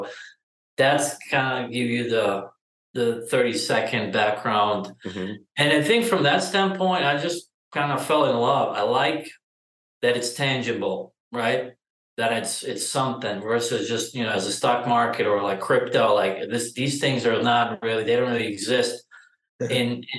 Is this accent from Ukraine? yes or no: yes; Ukraine; moved away as an adult; now in Austin, United States; I'm originally from Ukraine, and like my initial experience go back to probably 2006 or 7 when I done some deals back home with my dad